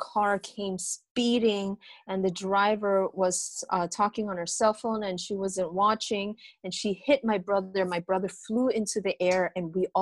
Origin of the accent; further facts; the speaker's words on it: Chicago, Illinois, United States; also born or lived in Brazil; it was very tough growing up in America, in Chicago, being undocumented